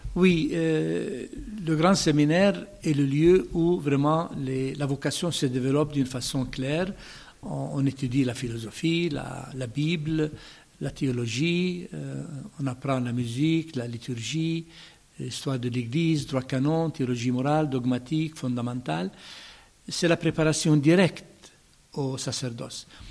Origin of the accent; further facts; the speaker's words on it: Bethlehem, West Bank, Palestine; French is a second language; moved away as an adult; also born or lived in Jordan / Rome / Jerusalem; je suis né à Bethléem, plus exactement dans le village du champ des pasteurs de l'Évangile